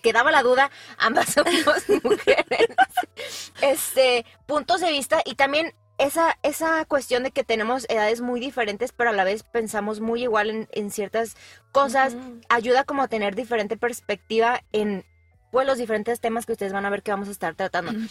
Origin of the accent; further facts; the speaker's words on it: Guadalajara, Jalisco, Mexico; now in San Luis Potosí, Mexico; yo soy originaria de Guadalajara, Jalisco, pero yo ya llevo muchos años en San Luis Potosí